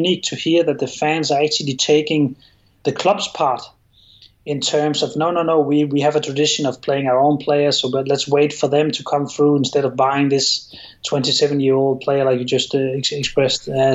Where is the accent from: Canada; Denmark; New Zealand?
Denmark; Copenhagen, Capital Region of Denmark; English is a second language; moved away; I'm from Copenhagen and someone else is from the west of Denmark. There's a difference there, but it means very little to us. We will often just say we're Danish